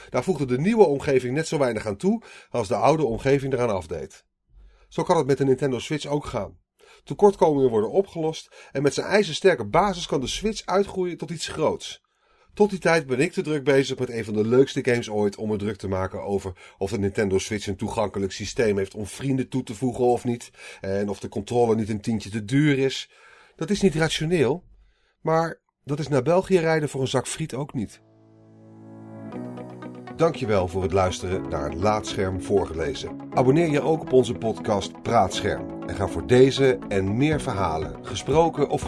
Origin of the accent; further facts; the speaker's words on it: North Brabant, Netherlands; Toen ik opgroeide in Brabant at ik regelmatig in precies zo'n kot, het Voske, net over de Belgische grens in het dorpje Poppel.